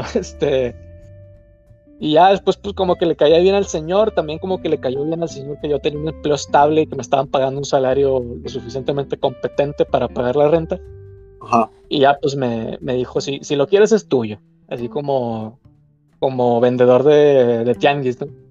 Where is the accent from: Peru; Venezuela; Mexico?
Mexico; moved away as an adult; now in Germany; le dije, no, pues mexicano